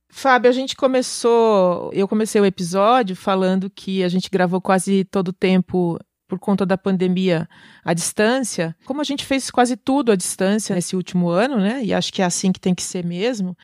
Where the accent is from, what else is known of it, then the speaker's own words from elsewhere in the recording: Itu, São Paulo, Brazil; lá na minha cidade, lá em Itu